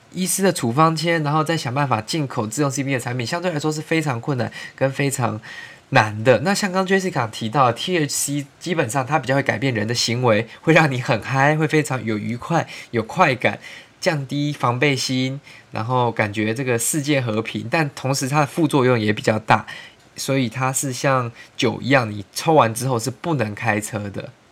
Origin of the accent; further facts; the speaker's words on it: Taiwan; 我们从小在台湾长大